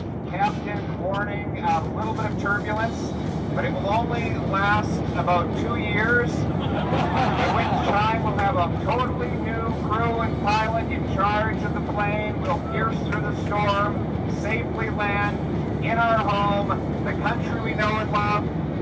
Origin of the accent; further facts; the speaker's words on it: Calgary, Alberta, Canada; happy to join you for a wonderful WestJet flight back to my hometown of Calgary.